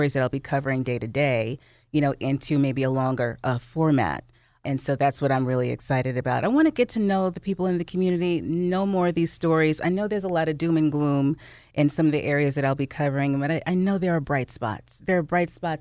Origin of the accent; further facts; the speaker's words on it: New Jersey, United States; I'm born and raised in New Jersey. I'm very much a Jersey girl.